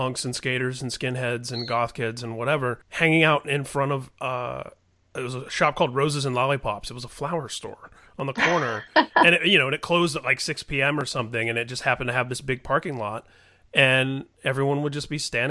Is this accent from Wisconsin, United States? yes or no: no; Indiana, United States; I grew up in Indiana